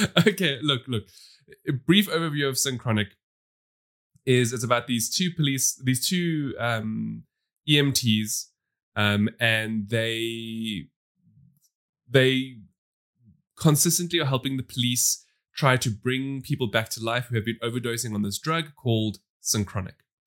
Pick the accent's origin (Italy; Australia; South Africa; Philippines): South Africa; We come from South Africa, which has a massive divide